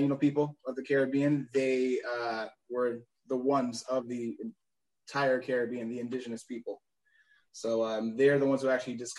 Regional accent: Chicago, Illinois, United States; also born or lived in Georgia / Puerto Rico / Florida; Born and raised in Chicago, but actually moved around so much in my life. I lived a little bit in Georgia, Puerto Rico, which is where my family is from.

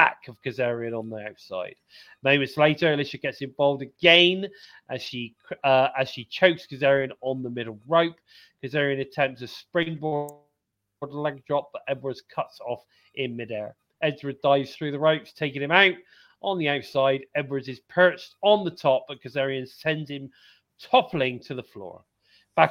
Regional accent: United Kingdom; I'm obviously British

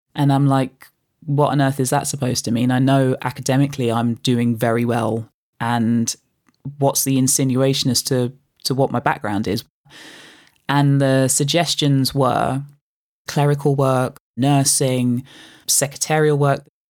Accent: London, United Kingdom; I was growing up in Canning Town, the most fun that I would have would always be being out with friends that I grew up with on the housing estate that was home, that still is home to this day.

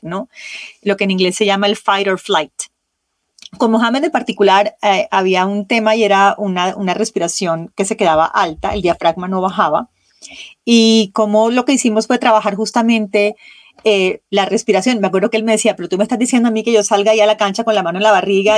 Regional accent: Colombia; moved away; yo viví tanto tiempo fuera de Colombia que para mí mi café era un ritual que me acercaba a mi tierra

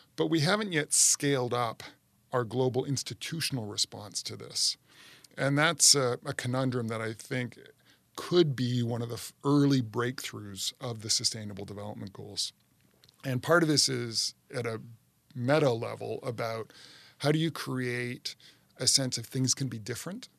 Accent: Canada; now in United States; my home country, Canada

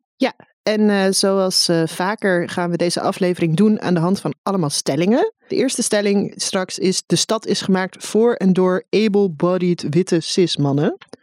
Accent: Amsterdam, North Holland, Netherlands; Ik ben gewoon een Amsterdammer. Even, eh, credit. Ik kom uit Bos en Lommer en Osdorp.

